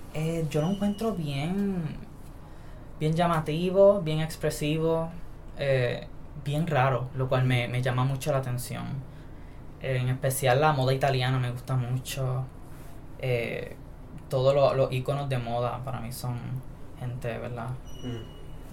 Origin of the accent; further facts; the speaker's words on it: San Sebastián, Puerto Rico; now in Mayagüez, Puerto Rico; Soy de San Sebastián. Eh, me hospedo aquí en Mayagüez. Y nací aquí también en Mayagüez